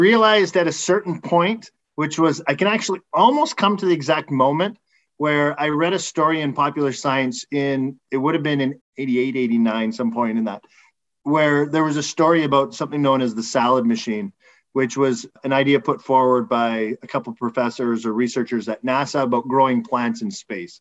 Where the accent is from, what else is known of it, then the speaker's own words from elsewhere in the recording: a small town outside of Edmonton, Alberta, Canada; moved away as an adult; now in Montreal, Canada; I grew up in a small town outside of Edmonton in Alberta.